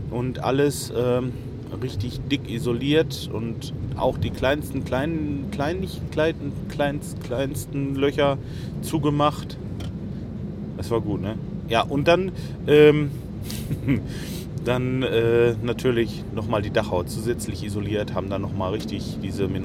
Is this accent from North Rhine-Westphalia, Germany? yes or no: yes; Lemgo, North Rhine-Westphalia, Germany; ich komme ja eigentlich aus Lemgo. Lemgo liegt so mh, hm, 15 Kilometer von Detmold weg.